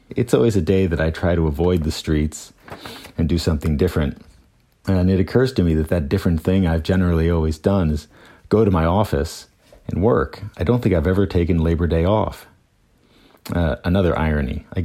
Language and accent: English; Pennsylvania, United States; also born or lived in Chicago / Detroit; I was born in Chicago and raised in southern Pennsylvania and outside of Detroit.